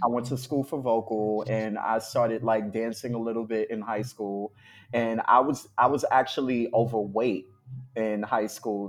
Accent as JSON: {"language": "English", "town": "New York City", "region": "New York", "country": "United States", "said": "I'm from Harlem"}